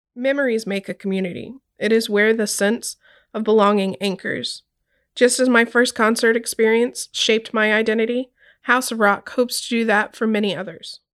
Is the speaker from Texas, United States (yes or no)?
yes; Corpus Christi, Texas, United States; Growing up in Corpus Christi, a small city in South Texas on the Gulf of Mexico